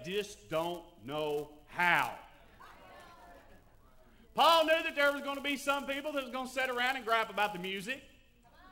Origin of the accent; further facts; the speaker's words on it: Tennessee, United States; I was raised in Tennessee